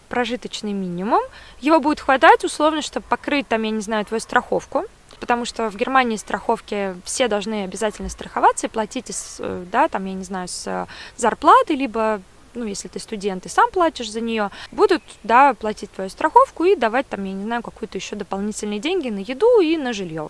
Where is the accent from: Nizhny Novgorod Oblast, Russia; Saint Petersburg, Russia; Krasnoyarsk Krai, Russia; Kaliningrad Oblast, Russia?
Saint Petersburg, Russia; moved away as an adult; now in Munich, Germany; я родилась в Петербурге и, конечно, видела красоту этого города ну, потому что родилась в центре